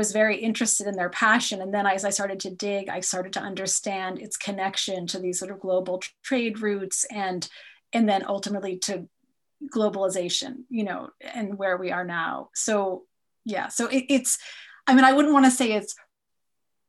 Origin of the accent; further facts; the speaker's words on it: United States; I'm an American